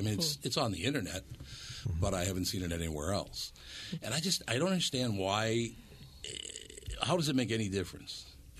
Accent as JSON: {"language": "English", "town": "Minneapolis", "region": "Minnesota", "country": "United States", "tie": "born or raised there", "said": "because I grew up in North Minneapolis, around a bunch of different people, different cultures"}